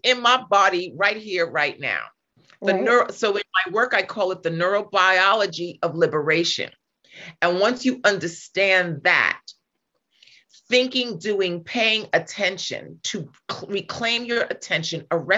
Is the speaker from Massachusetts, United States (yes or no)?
no; New York City, New York, United States; moved away as an adult; now in California, United States; I'm from New York and I'm from Staten Island.